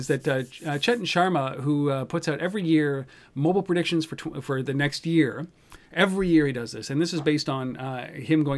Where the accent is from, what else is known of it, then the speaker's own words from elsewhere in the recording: Canada; I'm Canadian